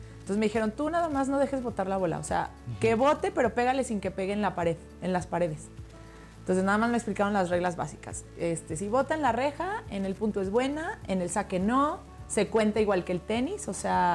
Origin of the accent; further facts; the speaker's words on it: Hidalgo, Mexico; yo soy de Hidalgo